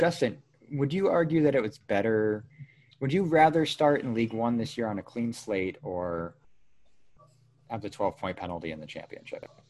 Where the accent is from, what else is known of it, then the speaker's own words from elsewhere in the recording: New England, United States; I'm from New England